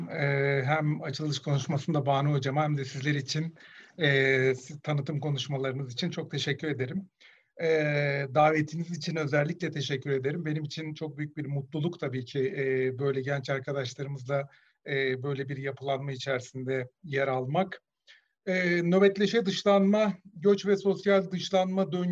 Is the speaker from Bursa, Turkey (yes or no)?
no; Mersin, Turkey; E, ben Mersin'de büyüdüm. E, bu her tatil döneminde falan hep Mersin'e giderim.